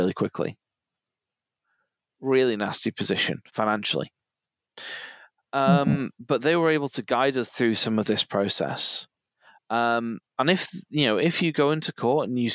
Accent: Cheshire, North West England, United Kingdom; I come from Cheshire, you know, the land of middle class stockbroker belt.

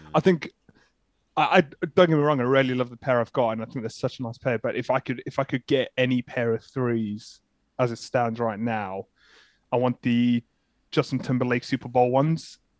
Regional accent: South Africa; now in United Kingdom; I'm originally from South Africa, so kind of been in the U K

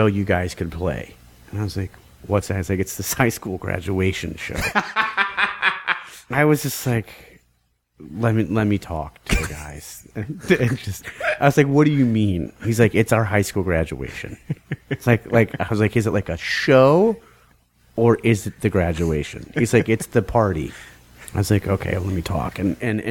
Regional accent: Washington, District of Columbia, United States; we're from D.C.

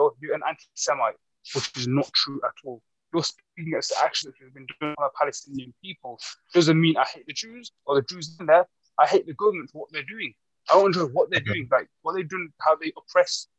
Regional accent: United Kingdom; we're British, because we were born in Britain, we have that sense of belonging towards the British culture

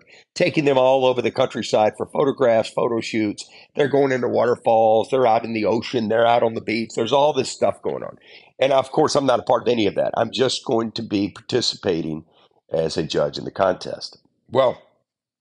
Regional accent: Tennessee, United States; I was raised in Tennessee

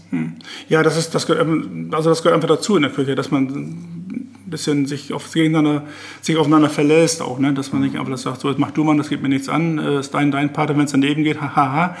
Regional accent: Visbek, Lower Saxony, Germany; Fisbeck ist natürlich meine Heimatstadt, da bin ich geboren, da habe ich mein Leben verbracht, da arbeite

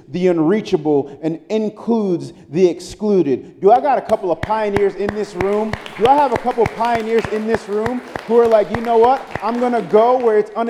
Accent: New York City, New York, United States; moved away; I'm from Brooklyn, New York. I grew up in the 90s.

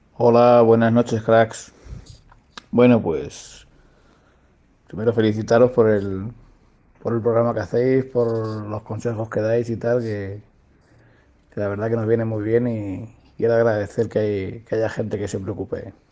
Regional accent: Mota del Cuervo, Castilla-La Mancha, Spain; soy de Mota del Cuervo, que es un pueblo de Cuenca.

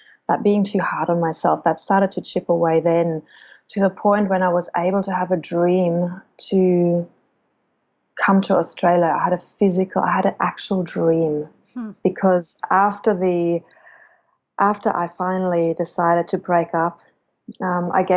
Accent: Germany; I chose Germany as my home country

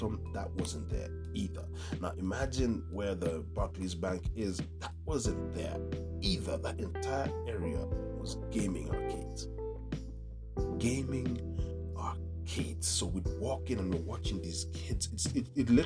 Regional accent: Nairobi, Kenya; When I was a kid growing up in Dagoretti

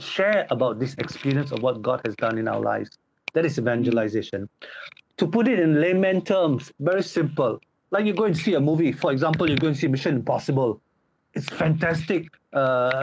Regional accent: Seremban, Negeri Sembilan, Malaysia; moved away as an adult; now in Poland; I am Malaysian. My hometown is Seremban, Negeri Sembilan

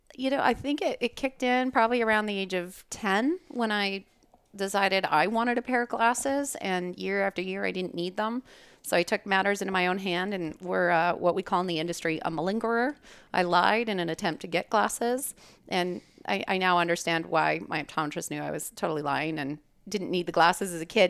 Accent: Calgary, Alberta, Canada; moved away as an adult; now in Scottsdale, United States; originally born and raised in Calgary, Alberta. That's Canada. And, uh, I moved to the U S for undergrad and optometry school. I'm an optometrist here in Scottsdale

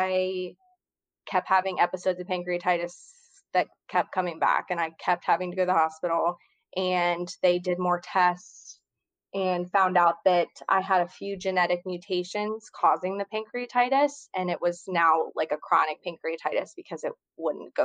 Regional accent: Cincinnati, Ohio, United States; moved away as an adult; now in New Orleans, United States; I'm originally from Cincinnati, Ohio, but I've lived in New Orleans for about 5 years now

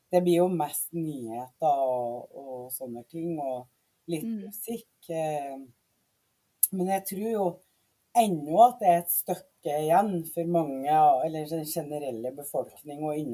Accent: Mosjøen, Nordland, Norway; also born or lived in Trinidad and Tobago; jeg vokste opp i Mosjøen, eh, i Vefsn kommune, eh, som er oppe i nord.

